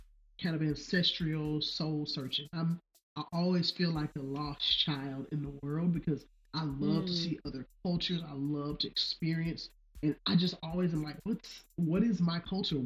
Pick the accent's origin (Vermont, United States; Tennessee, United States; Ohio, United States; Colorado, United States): Tennessee, United States; Memphis; moved away as an adult; I'm originally from Memphis, and I grew up there. Didn't move away till I graduated from college